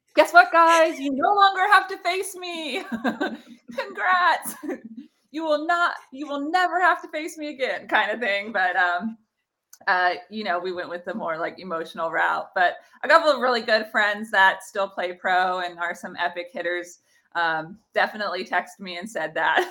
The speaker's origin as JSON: {"language": "English", "area": "NorCal", "region": "California", "country": "United States", "tie": "born or raised there", "said": "I played for the Selena Storm and it was just, like, my hometown club organization"}